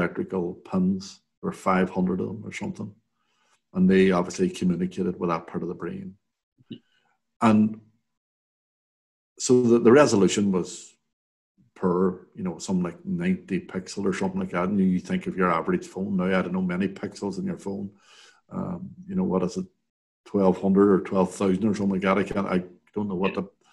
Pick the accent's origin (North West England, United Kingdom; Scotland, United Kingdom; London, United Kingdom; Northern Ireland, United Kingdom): Northern Ireland, United Kingdom; Derry; I grew up in the Craigan and played around the Craigan